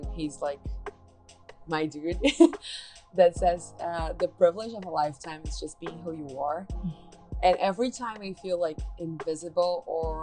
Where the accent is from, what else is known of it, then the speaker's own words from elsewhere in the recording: Brazil; English is a second language; moved away as an adult; now in United States; when I moved here, I'm from Brazil, like I moved here like 4 years ago